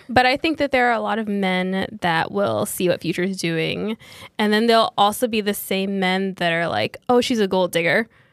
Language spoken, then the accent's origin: English; New York, United States; we're from New York.